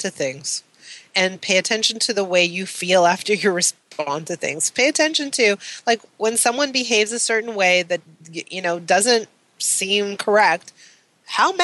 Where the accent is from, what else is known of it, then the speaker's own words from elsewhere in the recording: Canada; I'm Canadian